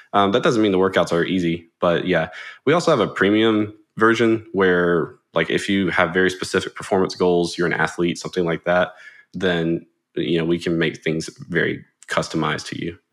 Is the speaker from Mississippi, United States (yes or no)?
yes; Jackson, Mississippi, United States; I'm from Mississippi, uh, particularly Jackson. I've been here pretty much all my life